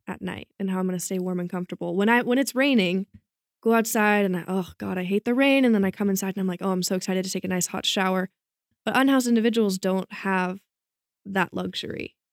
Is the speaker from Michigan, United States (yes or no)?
no; Bay Area, California, United States; moved away as an adult; now in Malibu, United States; I'm from the Bay Area